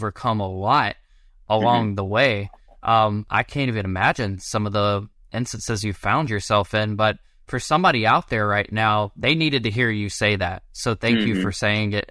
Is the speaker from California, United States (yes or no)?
no; Georgia, United States; I grew up in Georgia in a very tiny town